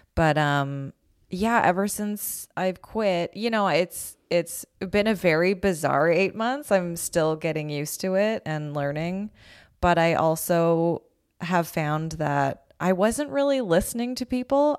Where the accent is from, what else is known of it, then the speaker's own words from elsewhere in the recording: Calgary, Alberta, Canada; moved away as an adult; also born or lived in Toronto; now in Los Angeles, United States; I grew up in Calgary.